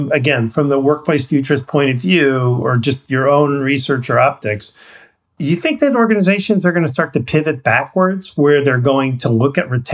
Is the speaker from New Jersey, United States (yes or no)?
no; Missouri, United States; because I'm from Missouri here